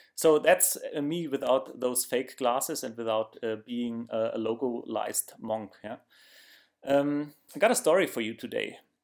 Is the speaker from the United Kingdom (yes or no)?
no; Germany; accent: German; English is a second language; my German accent